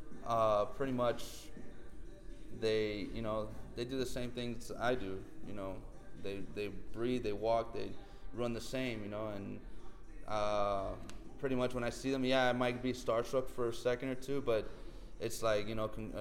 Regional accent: Miami, Florida, United States; staying home and playing for my hometown.

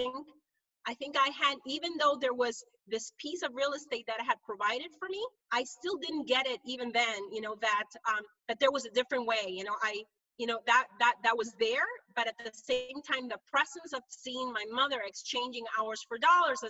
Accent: Honduras; moved away as an adult; now in United States; I'm originally from Honduras, Central America. I'm a first generation immigrant into the US. And I came here in 1995

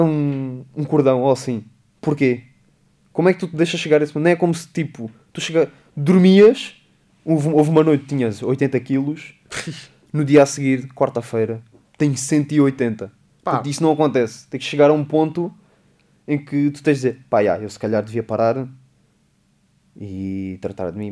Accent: Beja, Beja District, Portugal; é o pé de Beja, é o pé da minha terra

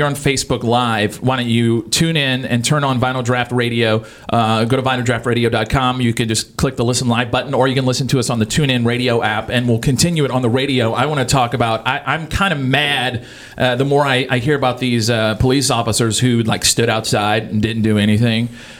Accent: Louisiana, United States; moved away; I grew up in Louisiana

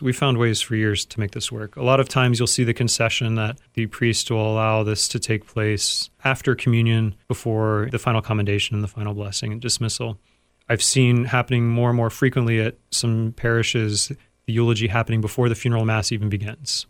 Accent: United States

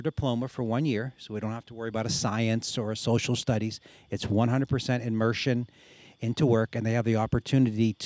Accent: Beaver County, near Pittsburgh, Pennsylvania, United States; now in Erie, United States; I am from Beaver County, and which is down by Pittsburgh

